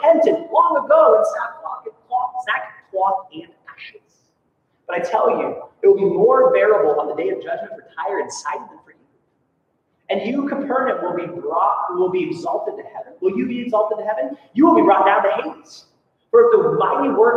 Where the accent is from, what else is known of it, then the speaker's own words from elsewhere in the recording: Soldotna, Alaska, United States; my hometown of Soldotna